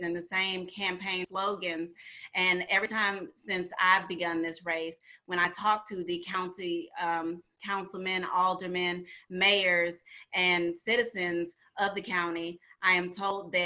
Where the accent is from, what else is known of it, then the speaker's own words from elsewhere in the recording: St. Louis, Missouri, United States; moved away as an adult; also born or lived in Atlanta, Georgia; I was born and raised in St. Louis, Missouri.